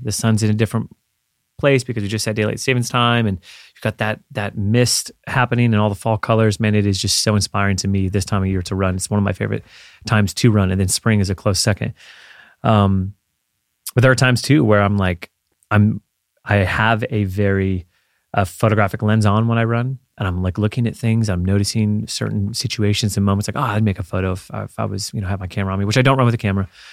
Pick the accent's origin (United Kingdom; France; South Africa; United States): United States; Florida; growing up in Florida